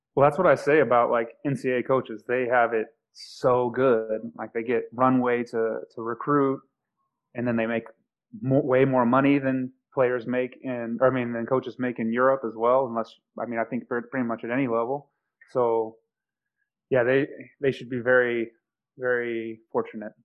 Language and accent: English; Oklahoma City, Oklahoma, United States; moved away as an adult; also born or lived in Kansas / Hawaii; I was coming from Oklahoma City and I lived in a town of 3,000 people in in Kansas